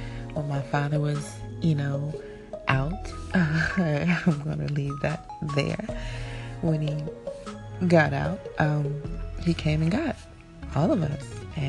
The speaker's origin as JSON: {"language": "English", "region": "Georgia", "country": "United States", "tie": "born or raised there", "moved": "as an adult", "lives_now": "New Jersey, United States", "said": "So grew up there and you know, visited, you know, moms here and there for the summer, but it was no place like Georgia, and I never wanted to leave. And I went to school there, went to high school there"}